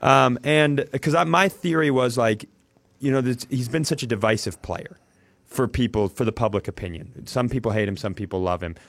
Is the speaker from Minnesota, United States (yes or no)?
yes; Worthington, Minnesota, United States; I grew up in Worthington, Minnesota